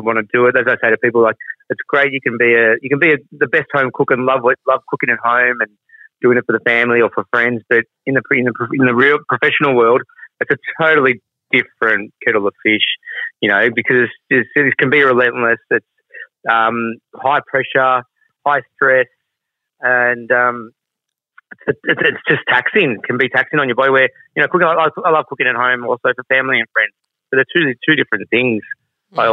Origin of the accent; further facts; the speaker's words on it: Australia; I'm a Aussie-born Indian Italian